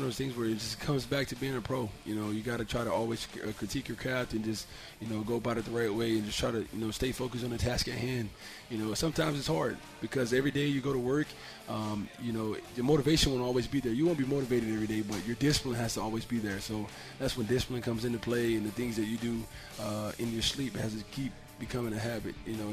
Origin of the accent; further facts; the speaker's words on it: Tuscaloosa, Alabama, United States; You know, I was only from Tuscaloosa. From my house, was like 1 hour and 40 minutes.